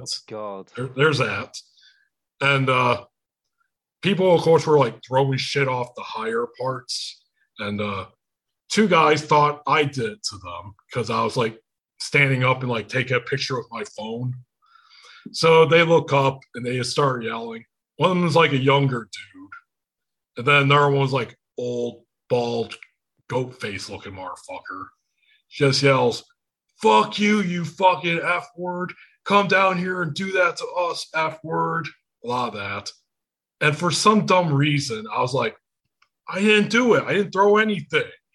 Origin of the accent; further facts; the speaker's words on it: Michigan, United States; accent: Michigan; I'm from Michigan